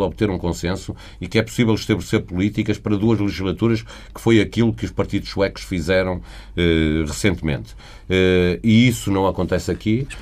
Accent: Portugal; eu eh, sendo português, gostava de viver na Suécia

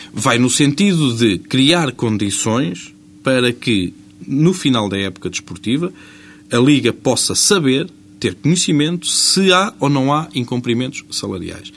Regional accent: Portugal; quando nós saímos do nosso país e dizemos que somos portugueses

